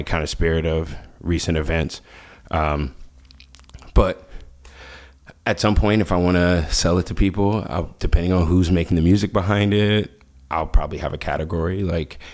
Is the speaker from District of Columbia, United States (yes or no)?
yes; Washington, District of Columbia, United States; moved away; I grew up in Washington, D.C.